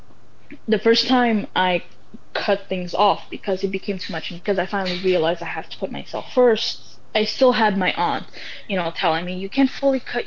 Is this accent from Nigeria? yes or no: no; Canada; This is where I grew up. So yes, I value myself as a Muslim person, as a Moroccan person, but I also value myself as a Canadian